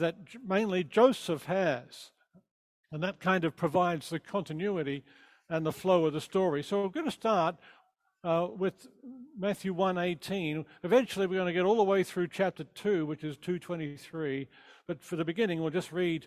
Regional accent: Australia; now in Southern California, United States; I'm from Australia

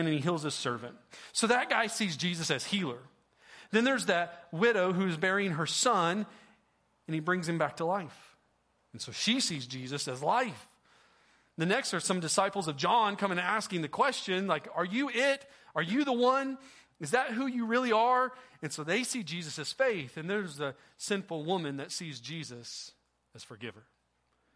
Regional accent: Oklahoma, United States; also born or lived in Sapulpa, Oklahoma; I'm from Oklahoma.

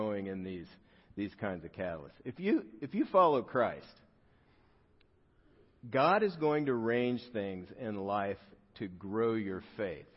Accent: South Gate, California, United States; I grew up in Southgate, California

